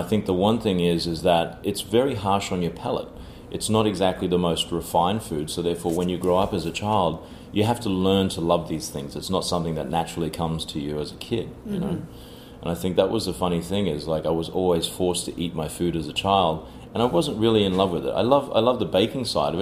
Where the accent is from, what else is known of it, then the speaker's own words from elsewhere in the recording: Cairns, Queensland, Australia; moved away as an adult; also born or lived in Sydney, Australia / Washington, D.C., United States; now in New York, United States; Born and bred in Australia, from a very small town in the north called Cairns